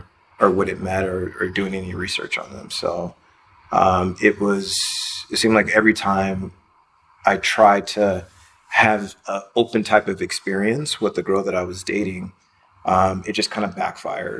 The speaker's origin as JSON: {"language": "English", "town": "Los Angeles", "region": "California", "country": "United States", "also_born_or_lived": "Brooklyn, New York", "moved": "as an adult", "said": "I'm from Los Angeles, California"}